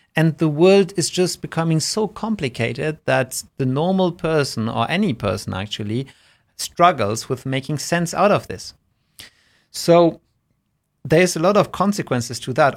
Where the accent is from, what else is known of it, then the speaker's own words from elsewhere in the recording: Germany; when I was growing up in Germany, even in in primary school